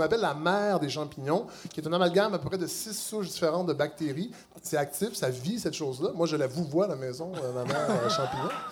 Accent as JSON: {"language": "French", "town": "Saint-Hyacinthe", "region": "Quebec", "country": "Canada", "moved": "yes", "said": "je viens de Saint-Hyacinthe"}